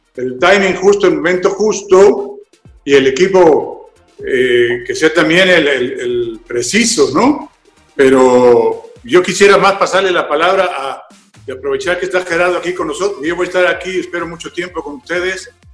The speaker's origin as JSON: {"language": "Spanish", "country": "Mexico", "said": "somos mexicanos"}